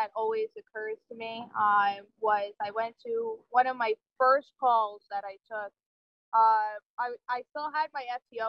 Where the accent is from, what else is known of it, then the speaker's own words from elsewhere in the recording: New Jersey, United States; moved away as an adult; So I grew up in New Jersey, came here for school, just never left, basically.